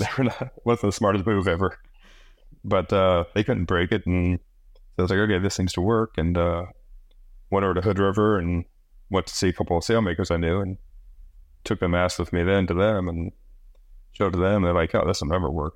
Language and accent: English; Midwest, United States; moved away as an adult; also born or lived in Indiana; now in Maui, United States; I was born and raised in the Midwest, was living back in Indiana